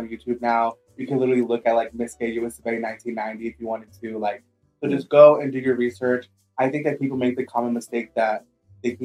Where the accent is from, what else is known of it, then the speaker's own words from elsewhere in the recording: Houston, Texas, United States; I'm very proud to be from my hometown, Houston, Texas